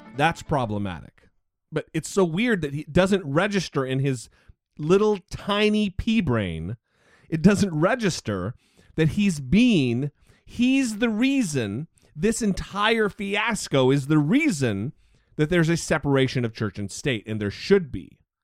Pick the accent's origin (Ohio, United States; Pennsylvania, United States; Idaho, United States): Idaho, United States; my home state of Idaho